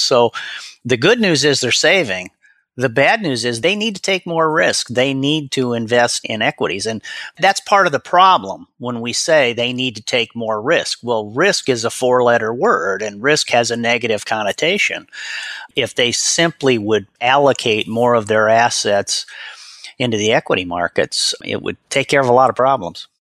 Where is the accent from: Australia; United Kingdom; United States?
United States; Omaha, Nebraska; I was born and raised in Omaha, Nebraska